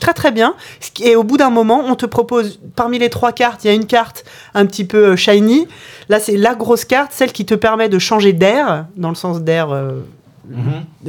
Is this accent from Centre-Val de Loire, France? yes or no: yes; Orléans, Centre-Val de Loire, France; je, suis né dans une ville qui s'appelle Orléans